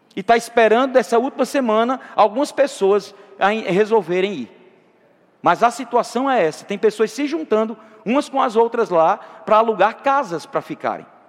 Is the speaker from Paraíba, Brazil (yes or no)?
yes; Campina Grande, Paraíba, Brazil; Eu sou natural de Campina. Campina é uma cidade bem comercial, irmãos. Rainha da Borborema.